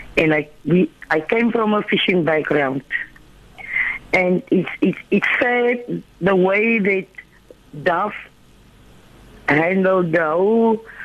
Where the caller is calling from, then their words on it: Doringbaai, Western Cape, South Africa; from Durham by the West Coast.